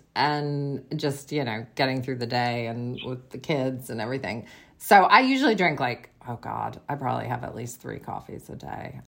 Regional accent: Western Massachusetts, United States; born or raised there; moved away as an adult; now in Seattle, United States

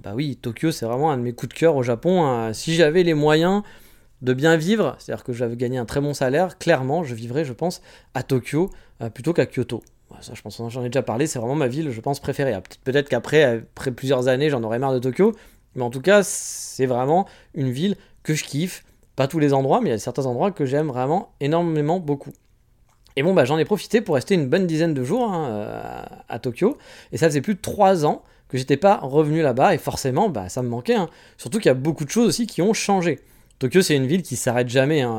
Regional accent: France; moved away as an adult; also born or lived in Paris; now in Japan; en tant que Français

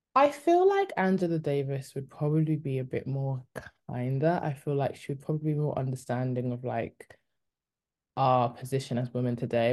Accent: United Kingdom; also born or lived in Congo (heritage); I'm Congolese, but I'm also British.

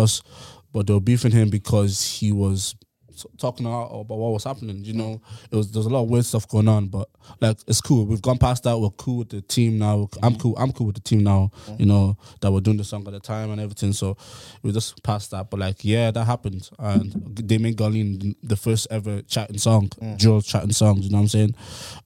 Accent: Ennis, Munster, Ireland; now in Dublin, Ireland; I came from Clare, like Ennis

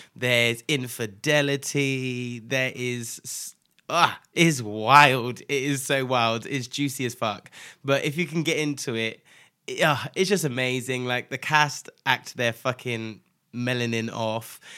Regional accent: Nigeria; I'm Nigerian as well

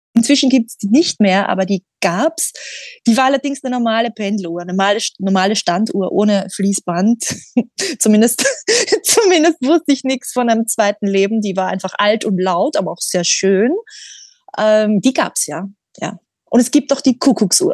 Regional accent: Austria; moved away as an adult; also born or lived in England; ich bin in Österreich groß geworden

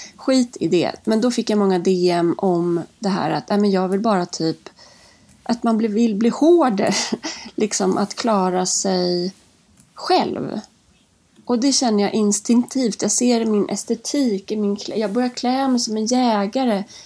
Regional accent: Lingbo, Gävleborg County, Sweden; now in Stockholm, Sweden; jag är född uppe i Hälsingland, i lilla Lingbo

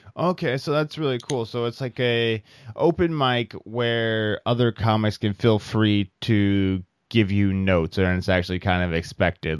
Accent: Iowa, United States; moved away; from the Midwest, from Iowa.

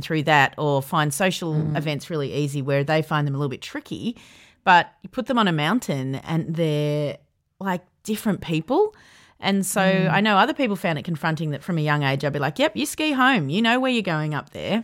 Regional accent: Yarra Valley, Victoria, Australia; I grew up in the Yarra Valley

